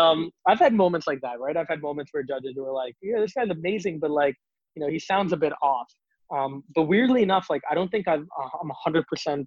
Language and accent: English; Singapore; born or raised there; now in Canada